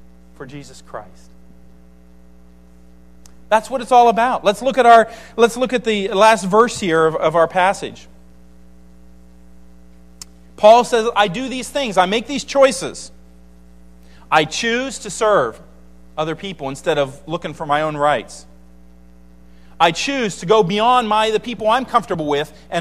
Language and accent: English; United States; as an American